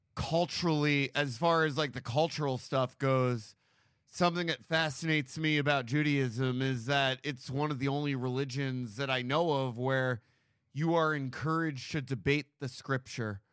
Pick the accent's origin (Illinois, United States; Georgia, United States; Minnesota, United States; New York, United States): New York, United States; moved away as an adult; now in Los Angeles, United States; I grew up on the Upper West Side